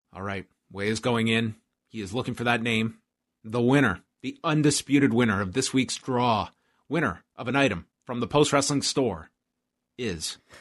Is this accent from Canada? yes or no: yes; Canada; I'm semi-detached as a Canadian, but not completely